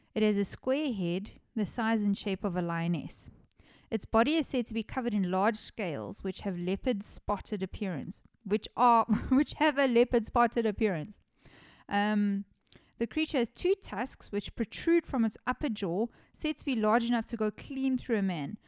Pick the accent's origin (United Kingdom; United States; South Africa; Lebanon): South Africa; my home country of South Africa